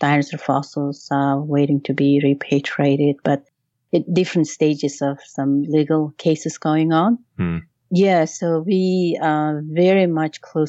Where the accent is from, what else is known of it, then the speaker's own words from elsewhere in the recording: Mongolia; now in New York, United States; Mongolians like me